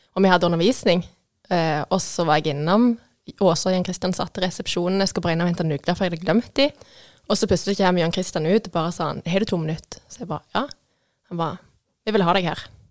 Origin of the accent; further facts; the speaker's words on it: Vigrestad, Rogaland, Norway; also born or lived in Stokkelandsmarka; Jeg kommer fra Vigerstad. Dattera til bakeren.